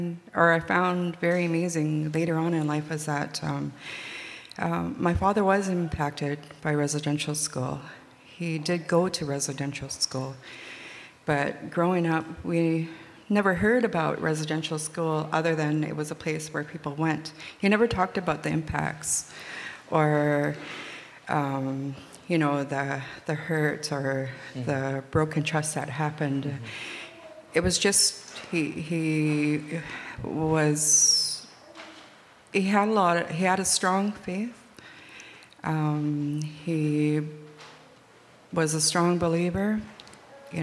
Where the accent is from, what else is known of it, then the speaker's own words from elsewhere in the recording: Greenville, British Columbia, Canada; also born or lived in Prince Rupert, British Columbia; I originally come from a village in northern BC. We're part of the Nisga'at Nation. My home community is Lakkal'tap, formerly Greenville. I was born in Prince Rupert